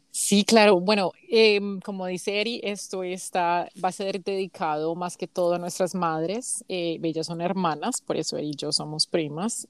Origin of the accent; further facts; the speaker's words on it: Colombia; now in United States; las dos somos primas, somos colombianas